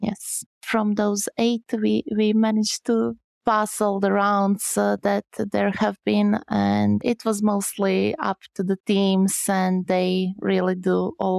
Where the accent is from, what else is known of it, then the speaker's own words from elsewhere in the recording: Croatia; English is a second language; Okay, so hi … I come from Croatia.